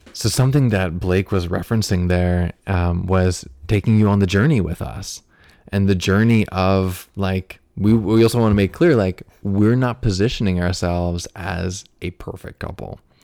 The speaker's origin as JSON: {"language": "English", "country": "United States", "also_born_or_lived": "Fairfield, Iowa", "said": "we're both from the United States"}